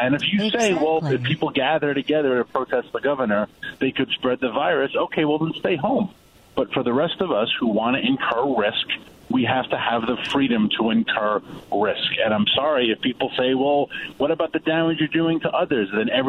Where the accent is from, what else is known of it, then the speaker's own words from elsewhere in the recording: New York, United States; now in Washington, D.C., United States; I'm a New Yorker and I live in D.C.